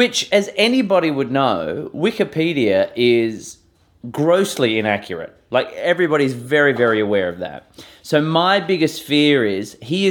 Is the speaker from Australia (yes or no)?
yes; Perth, Western Australia, Australia; moved away as an adult; also born or lived in Melbourne; moving from my hometown of Perth in Western Australia